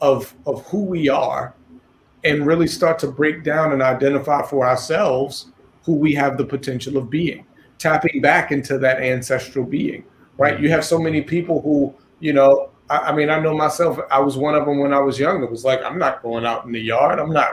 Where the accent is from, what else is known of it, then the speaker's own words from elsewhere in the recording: Baltimore, Maryland, United States; I grew up in West Baltimore.